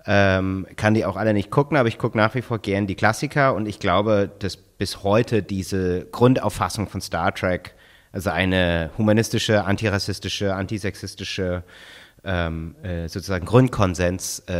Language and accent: German; United States; ich meine, ich bin in den Vereinigten Staaten aufgewachsen.